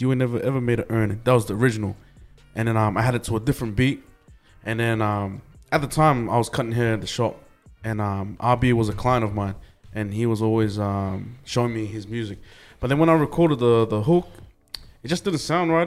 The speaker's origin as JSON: {"language": "English", "town": "Logan", "region": "Queensland", "country": "Australia", "tie": "born or raised there", "also_born_or_lived": "New Zealand", "said": "growing up in Logan like it was tough man"}